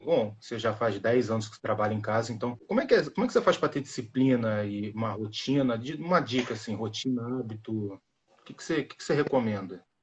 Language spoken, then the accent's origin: Portuguese; Rio de Janeiro, Brazil; Eu sou do Rio de Janeiro